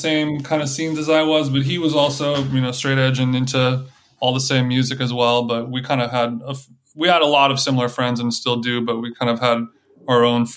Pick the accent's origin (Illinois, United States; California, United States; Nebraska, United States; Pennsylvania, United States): California, United States; Huntington Beach; I'm from Huntington Beach